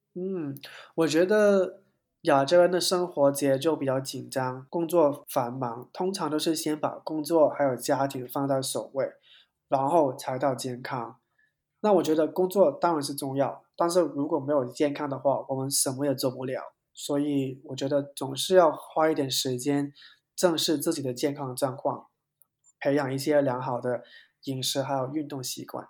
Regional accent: Hong Kong; 因为我是香港人嘛

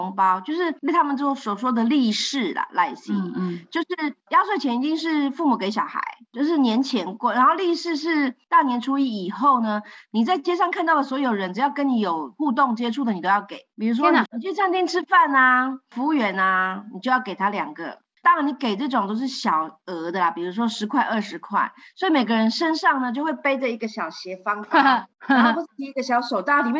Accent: Guangdong, China; 你不晓得我们广东人过年的时候是不可以看书的，那一年都会输光光啊。

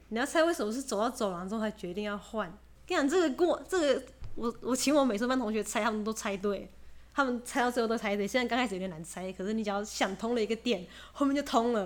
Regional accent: Taiwan; 跟我这种来，从台湾来的人一样

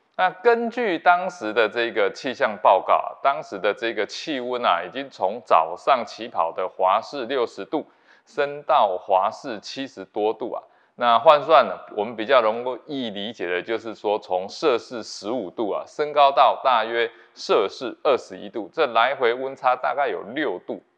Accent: Taiwan; 对我们台湾人来讲

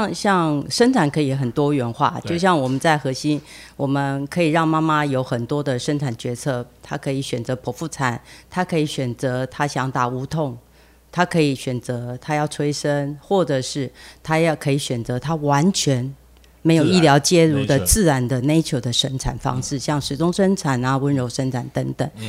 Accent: Taiwan; 他先生是以色列人，嗯，那那老婆是我们台湾人

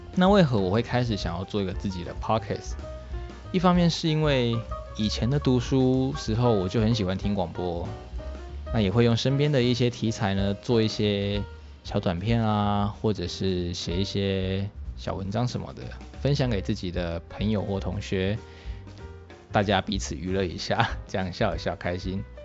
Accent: Tainan, Taiwan; 我是一个一九九二年出生，现年刚突破二十八岁大官的台南人

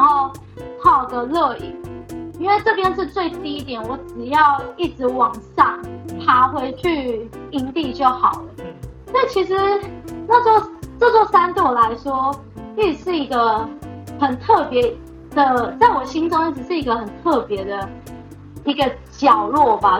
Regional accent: northern Taiwan, Taiwan; 我跟北部的山的连接性比较多，毕竟从小就在嗯。在那边长大

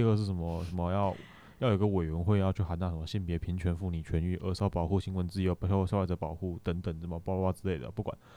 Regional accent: Taiwan

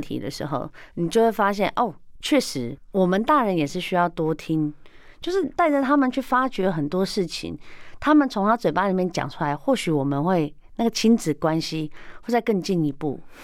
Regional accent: Taiwan; 我们台湾人是真的还蛮有爱心的

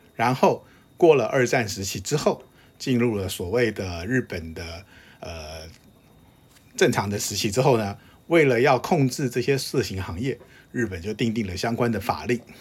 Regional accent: Taiwan; 明白地表示我是台湾来的， 我会说日语

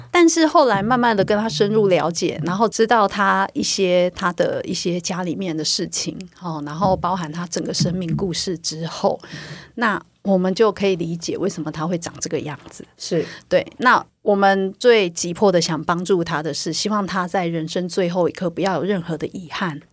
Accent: Taiwan; 我们台湾人的善良

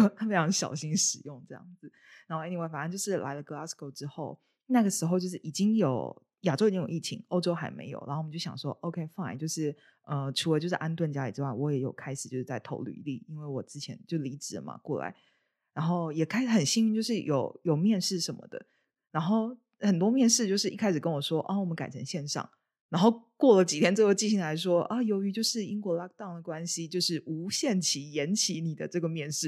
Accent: Taiwan; 我是台湾人嘛

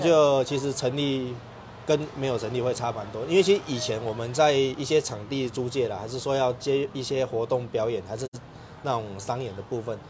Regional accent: Kaohsiung, Taiwan; 因为我们新庄里其实很多地方，因为像我是从小在那边出生到长大，所以看到很多问题需要改进的

